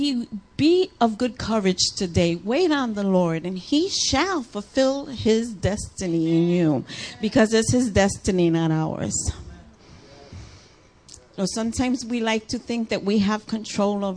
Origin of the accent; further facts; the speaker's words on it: New York, United States; moved away; I'm a New Yorker